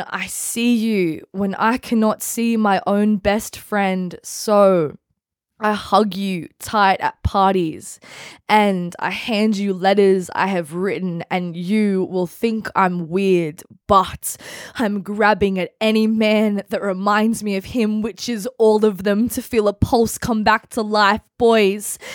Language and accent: English; Central Coast, New South Wales, Australia; I grew up on the Central Coast. I went to school on the Central Coast